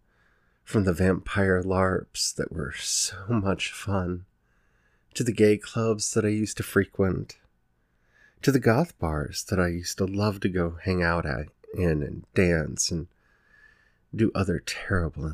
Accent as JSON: {"language": "English", "region": "Maryland", "country": "United States", "tie": "born or raised there", "said": "I grew up in Maryland in the 90s"}